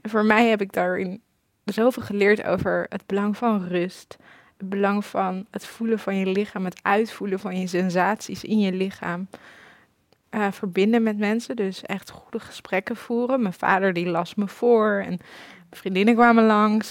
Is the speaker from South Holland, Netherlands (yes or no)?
no; Amsterdam, North Holland, Netherlands; Ik ben opgegroeid in Hartje Amsterdam